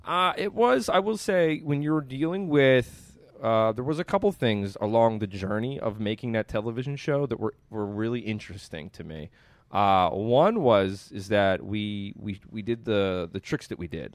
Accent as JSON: {"language": "English", "town": "Pittsburgh", "region": "Pennsylvania", "country": "United States", "tie": "born or raised there", "said": "I grew up here"}